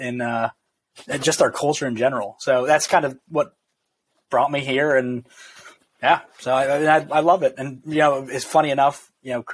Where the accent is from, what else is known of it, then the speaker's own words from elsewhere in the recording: New Jersey, United States; moved away as an adult; also born or lived in Pittsburgh, Pennsylvania; now in Oxford, Mississippi, United States; I was born and raised in New Jersey, right outside New York City